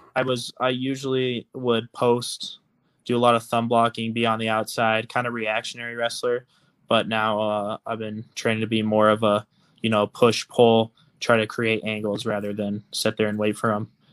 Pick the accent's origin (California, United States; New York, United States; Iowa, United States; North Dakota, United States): Iowa, United States; Altoona; moved away; I'm from Altoona, Iowa. I went to high school at Southeast Polk